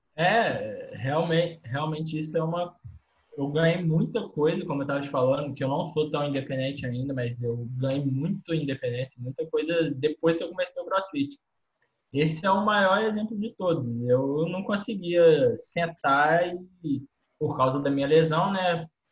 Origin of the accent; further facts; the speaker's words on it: Cataguases, Minas Gerais, Brazil; tenho 23 anos, sou de Cataguases, Minas Gerais